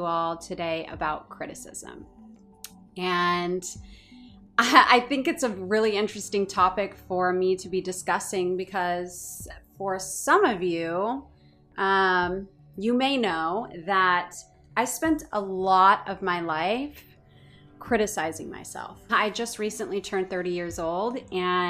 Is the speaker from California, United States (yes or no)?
yes; Orange County, California, United States; moved away; I was born and raised in Orange County